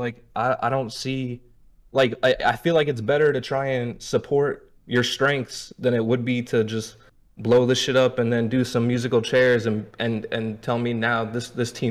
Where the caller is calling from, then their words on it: Dar es Salaam, Tanzania; Uh, Dar es Salaam, Tanzania.